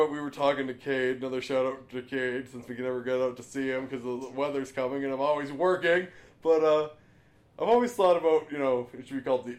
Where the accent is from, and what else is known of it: Alfred, BC, British Columbia, Canada; born or raised there